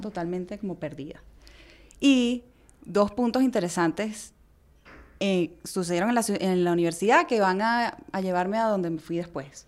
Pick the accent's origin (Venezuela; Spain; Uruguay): Venezuela; Yo nací en Venezuela, pero mi mamá nació en Chile y mi abuela también.